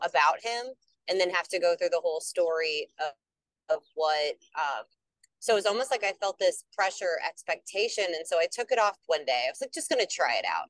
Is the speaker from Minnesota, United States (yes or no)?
yes; the Twin Cities area, Minnesota, United States; I am from Minnesota, the Twin Cities area